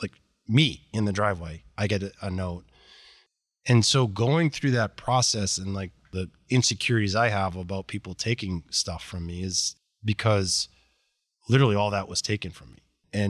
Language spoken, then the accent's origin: English; Boston, Massachusetts, United States; I grew up in outside of Boston in a very affluent suburb of Boston, and life was amazing.